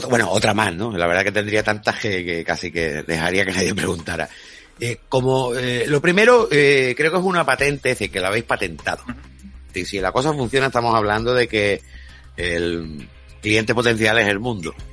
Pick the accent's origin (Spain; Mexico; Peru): Spain; Coín, Andalusia; Yo, sí, yo soy de Coim.